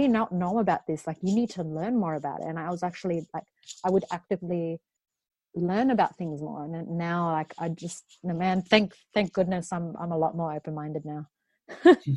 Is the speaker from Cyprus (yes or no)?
no; Australia; born or raised there